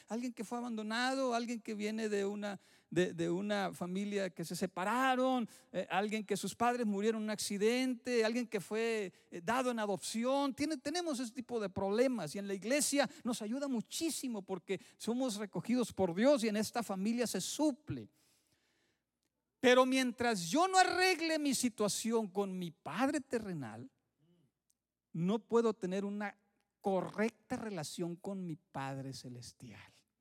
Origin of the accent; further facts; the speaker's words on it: Mexico; moved away; en mi tierra sí sucede